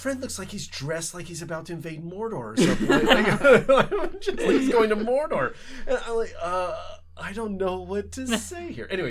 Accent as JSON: {"language": "English", "country": "United States", "accent": "Canadian/American", "said": "I am American. I have an accent, Canadian/American accent. I don't hide it at all. Like, I clearly am a foreigner."}